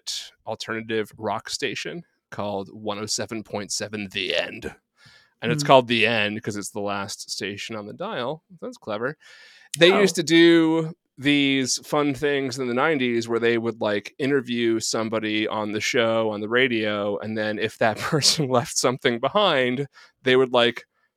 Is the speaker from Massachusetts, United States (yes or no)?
yes; Boston, Massachusetts, United States; They were from Boston. I was from Boston.